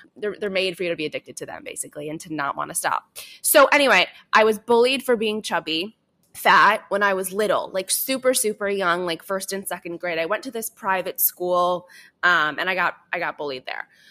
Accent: suburbs outside of Chicago, Illinois, United States; I grew up, um, in, in the suburbs outside of Chicago

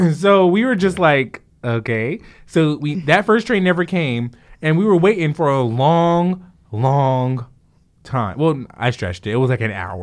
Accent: Jersey City, New Jersey, United States; Growing up in Jersey City

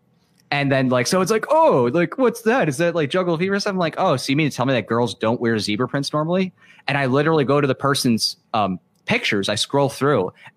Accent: New York, United States; I grew up in New York in a very, you know, diverse environment.

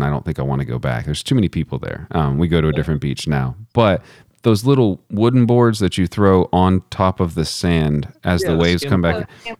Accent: Texas, United States; accent: Texan; my accent, like the words just come out like I'm from Texas.

